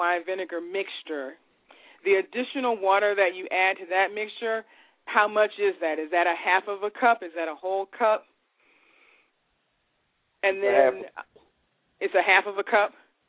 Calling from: Virginia, United States; I'm calling from Virginia.

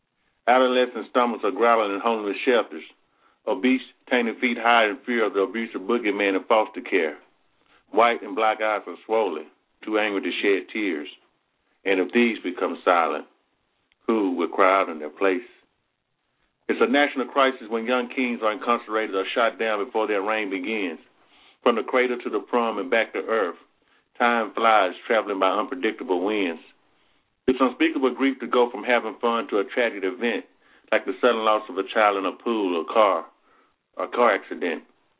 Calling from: Athens, Alabama, United States; Athens, Alabama.

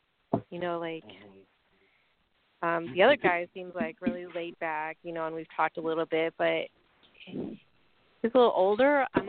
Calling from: Tennessee, United States; I'm calling from Tennessee.

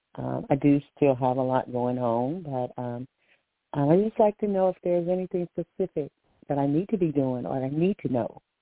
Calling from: Alabama, United States; I'm calling from Alabama

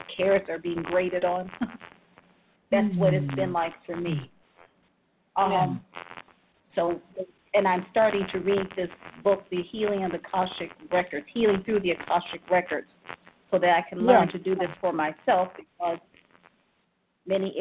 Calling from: Cleveland, Ohio, United States; I'm calling from Cleveland, Ohio

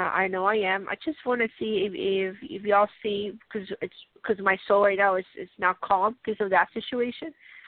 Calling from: Colorado, United States

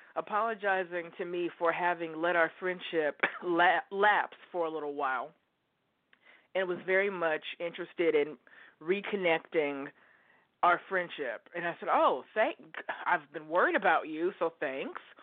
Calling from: Oregon, United States; I am calling you from Oregon

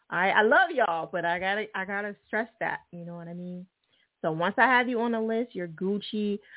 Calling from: Pittsburgh, Pennsylvania, United States; I'm calling from Pittsburgh.

